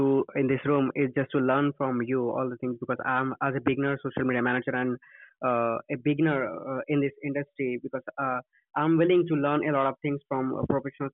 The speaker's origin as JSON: {"language": "English", "town": "Nagpur", "region": "Maharashtra", "country": "India", "said": "from Nagpur, Maharashtra, India"}